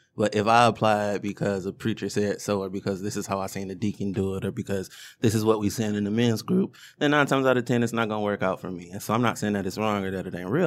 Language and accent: English; Detroit, Michigan, United States; I grew up in Woodbridge.